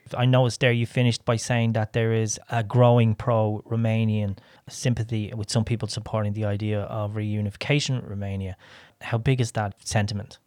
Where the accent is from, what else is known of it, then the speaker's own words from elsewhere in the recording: Ireland; I come from Ireland